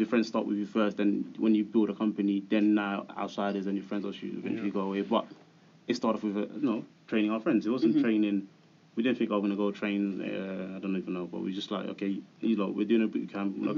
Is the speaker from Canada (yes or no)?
no; London, United Kingdom; we grew up in Hackney, started a business in Hackney